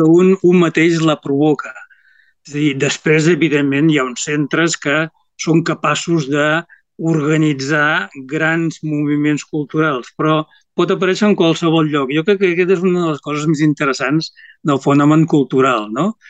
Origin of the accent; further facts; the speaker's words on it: Reus, Catalonia, Spain; jo sóc de les terres del sud, sóc de, de Reus, de, de Reus, de les comarques tarragonines